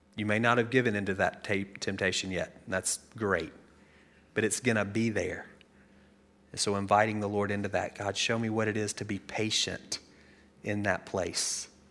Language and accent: English; United States; we live in a country where self-reliance is one of our quintessential values. If, like, top three things about being an American, self-reliance is in there somewhere